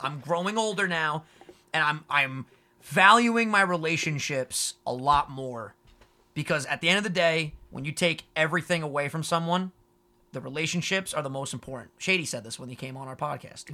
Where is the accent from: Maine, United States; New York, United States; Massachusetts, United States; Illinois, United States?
New York, United States; also born or lived in Long Island; We say New York